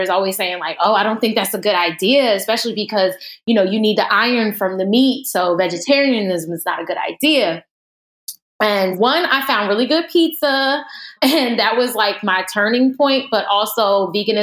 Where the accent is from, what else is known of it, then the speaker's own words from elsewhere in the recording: New Jersey, United States; I'm originally from Jersey.